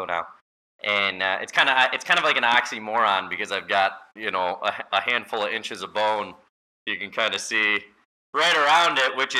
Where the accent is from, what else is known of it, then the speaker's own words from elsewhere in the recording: Holland, Michigan, United States; I'm from Holland, Michigan, so West Michigan.